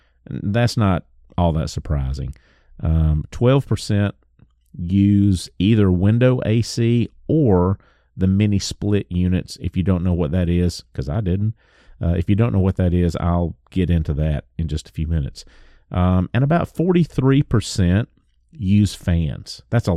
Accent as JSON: {"language": "English", "region": "the South", "country": "United States", "said": "It's tough being a Southerner, brother."}